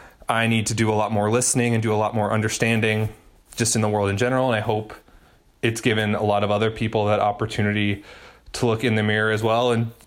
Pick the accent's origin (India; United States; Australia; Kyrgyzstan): United States; Minnesota; moved away; I'm from Minnesota. I lived in Minneapolis for 4 years